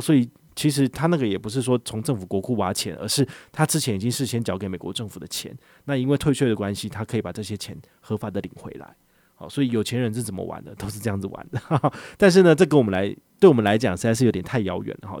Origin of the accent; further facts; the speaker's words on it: Taiwan; 我们台湾这边